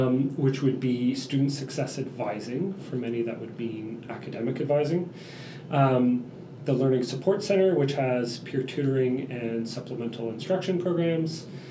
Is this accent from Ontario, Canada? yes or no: yes; Burlington, Ontario, Canada; born there; Burlington, Ontario.